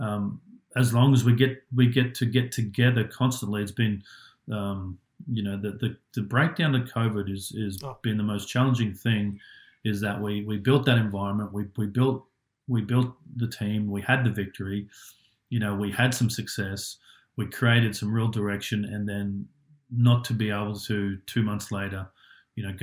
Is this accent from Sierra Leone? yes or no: no; Australia; moved away as an adult; also born or lived in United States / Japan; I grew up in Australia